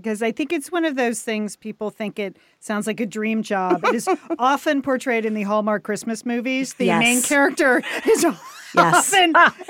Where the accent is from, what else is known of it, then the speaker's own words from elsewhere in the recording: New England, United States; now in Los Angeles, United States; I'm from New England.